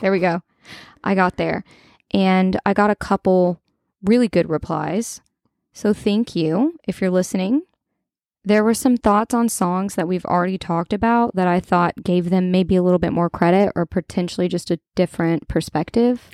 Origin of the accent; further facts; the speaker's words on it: Kentucky, United States; I'm from Kentucky